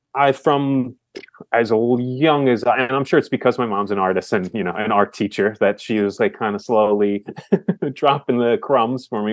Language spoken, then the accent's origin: English; Philadelphia, Pennsylvania, United States; I'm from Philly.